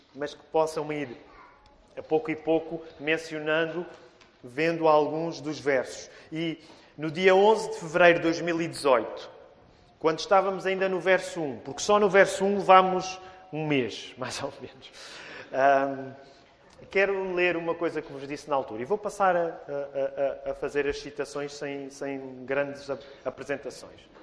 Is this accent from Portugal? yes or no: yes; Portugal; Nós portugueses